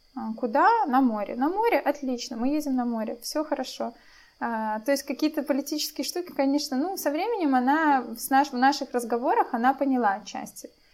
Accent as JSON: {"language": "Russian", "country": "Belarus", "moved": "as an adult", "lives_now": "Poland", "said": "мы из Беларуси"}